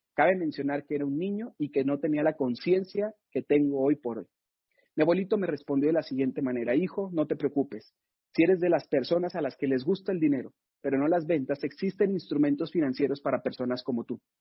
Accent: Mexico; estamos viviendo en México

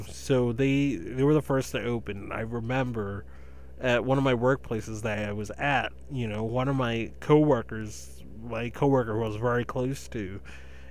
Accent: eastern Massachusetts, United States; in eastern Massachusetts in my hometown county that I live

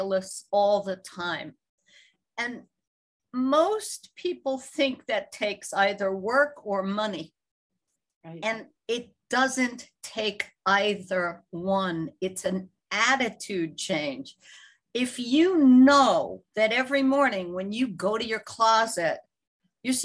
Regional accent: New York City, New York, United States; as a kid growing up in New York City

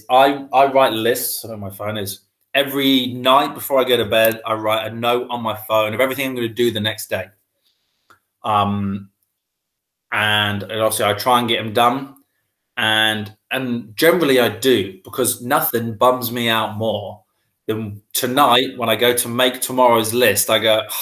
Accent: Wroxham, East of England, United Kingdom; also born or lived in North Walsham, Norfolk / London; I was born in North Walsham in Norfolk. And I grew up in kind of Salhouse, Wroxham, so the Broads area of Norfolk. And that is where I currently live again now

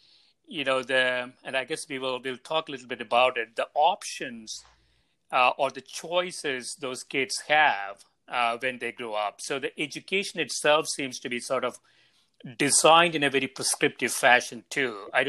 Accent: India; moved away; when I was growing up in India

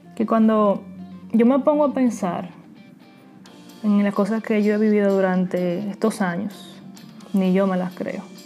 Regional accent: Dominican Republic; moved away as an adult; now in Queens, New York, United States; soy dominicana y actualmente vivo en Queens, New York. Tengo aproximadamente siete años que resido aquí en Estados Unidos

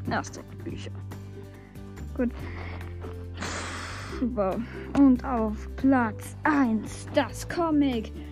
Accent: Switzerland; Ich komme aus der Schweiz.

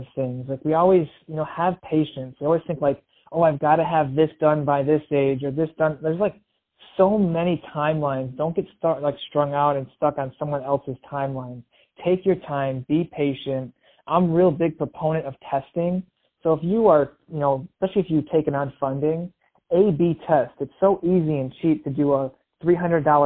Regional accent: Michigan, United States; moved away as an adult; now in Los Angeles, United States; I grew up in Michigan. I moved out to Los Angeles, the land of opportunity

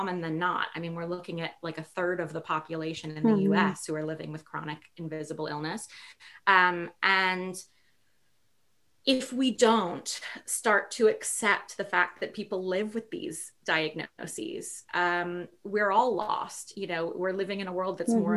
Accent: New York City, New York, United States; I grew up in New York City

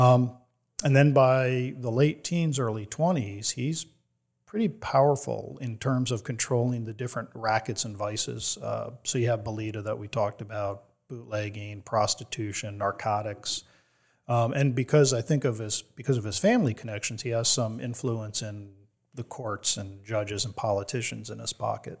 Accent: New Jersey, United States; moved away as an adult; now in Tampa, United States; I'm originally from New Jersey and grew up, uh, especially in the, the eighties

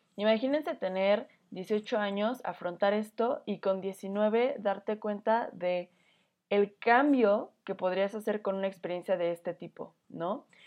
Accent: Mexico; como mexicanos

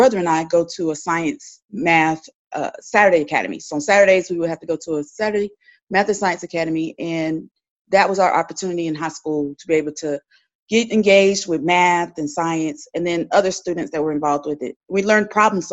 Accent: Winston-Salem, North Carolina, United States; I'm from Winston-Salem, native up there

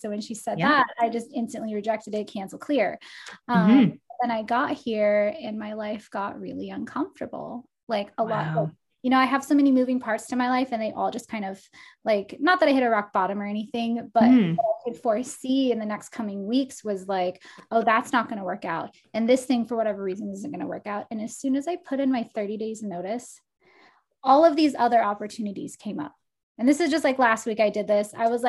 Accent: Portland, Oregon, United States; like even the lady at the coffee shop was like, do you live here? And I'm like, no, I'm from Portland.

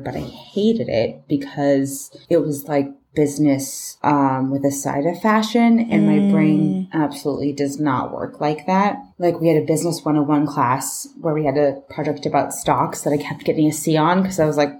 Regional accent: Bay Area, Northern California, United States; No, I'm from Northern California. Oh, okay. So I'm from the Bay Area.

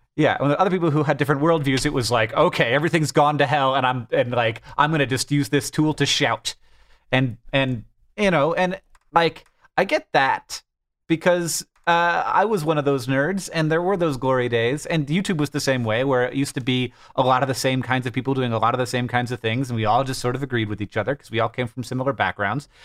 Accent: United States; as an American

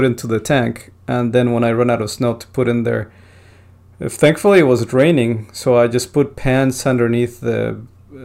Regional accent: Bogotá, Colombia; moved away; I was born in Bogota

